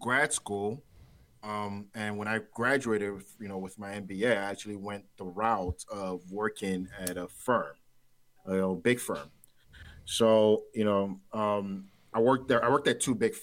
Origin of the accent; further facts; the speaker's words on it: Nigeria; I'm Nigerian, right? I'm Nigerian